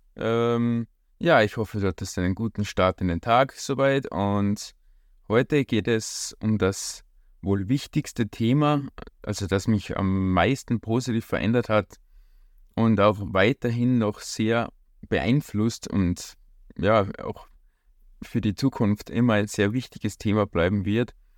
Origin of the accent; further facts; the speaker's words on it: Austria; bei uns in Österreich